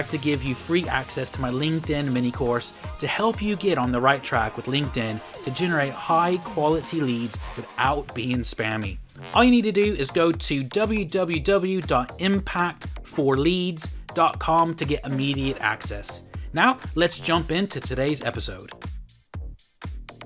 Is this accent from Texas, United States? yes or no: yes; Houston, Texas, United States; now in United Kingdom; we're both Texans living in the UK. So yes. I'm from Houston